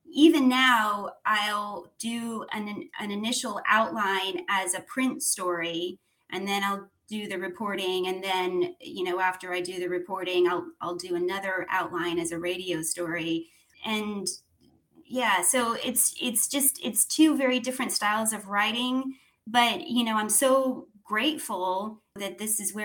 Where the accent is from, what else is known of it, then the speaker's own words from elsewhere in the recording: Clearwater, Florida, United States; moved away as an adult; also born or lived in Sarasota, Florida / Nashville, Tennessee; I grew up in Clearwater in Sarasota